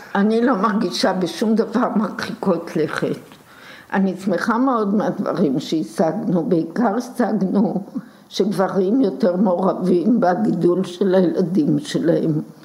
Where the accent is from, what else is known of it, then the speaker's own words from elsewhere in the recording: Tel Aviv, Tel Aviv District, Israel; אני נולדתי ממש בהתחלה, בשלבים הראשונים ביותר של מלחמת העולם השנייה, פה בארץ, בתל אביב